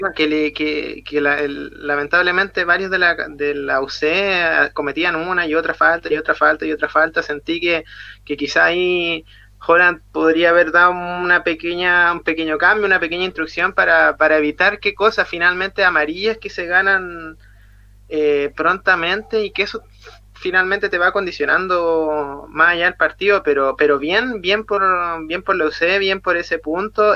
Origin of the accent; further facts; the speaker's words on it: Chile; como buen chileno